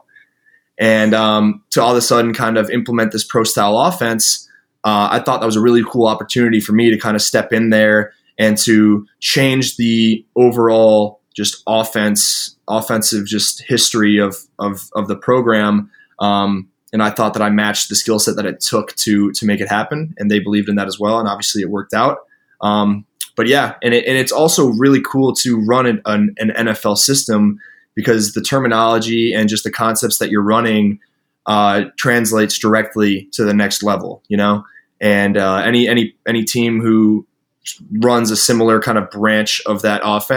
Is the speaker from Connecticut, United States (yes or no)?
yes; Connecticut, United States; also born or lived in Boston, Massachusetts; I was born in Boston and I lived in Connecticut growing up.